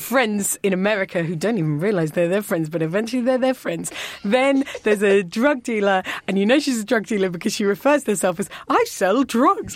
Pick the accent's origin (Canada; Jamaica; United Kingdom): United Kingdom; Southern England; accent: Southern English; I am Southern, Southern English